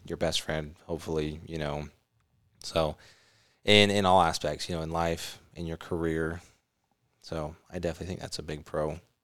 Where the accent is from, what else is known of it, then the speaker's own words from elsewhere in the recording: California, United States; also born or lived in Arizona; now in Utah, United States; I grew up in California